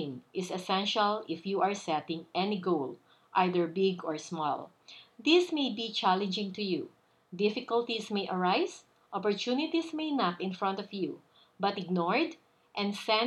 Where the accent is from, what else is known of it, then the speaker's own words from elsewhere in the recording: Philippines; moved away as an adult; also born or lived in New York, United States; I am originally from the Philippines